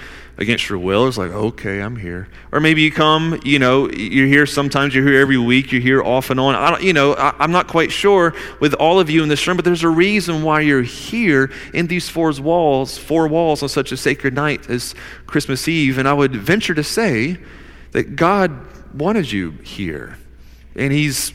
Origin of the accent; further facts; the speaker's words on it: Newnan, Georgia, United States; I was born in Noonan, Georgia